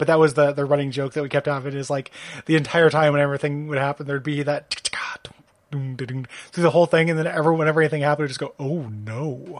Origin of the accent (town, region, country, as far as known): Midwest, United States; born or raised there